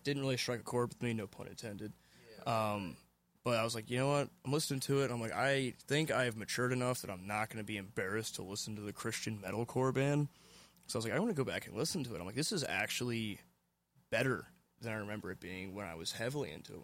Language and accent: English; Memphis, Tennessee, United States; now in Lancaster, United States; I was born in 1993 in Shelby County, Memphis, Tennessee. And I currently live in Lancaster, Pennsylvania.